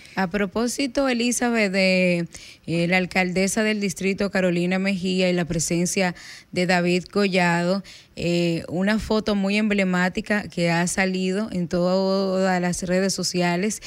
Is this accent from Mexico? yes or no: no; Bonao, Monseñor Nouel, Dominican Republic; moved away; ayer me tocó ir a Bonao, a mi pueblo